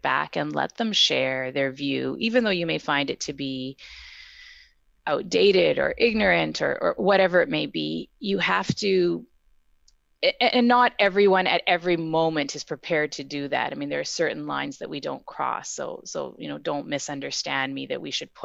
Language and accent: English; Winnipeg, Manitoba, Canada; I've lived elsewhere, but I'm from Winnipeg and I'm back in Winnipeg and have been for a long time.